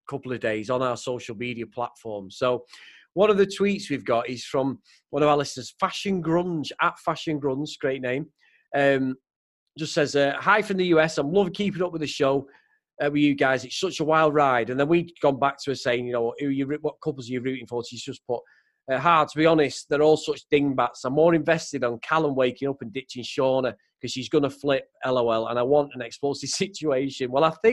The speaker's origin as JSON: {"language": "English", "town": "Manchester", "region": "North West England", "country": "United Kingdom", "accent": "Mancunian", "said": "this Mancunian accent thing keeps coming up consistently with my accent"}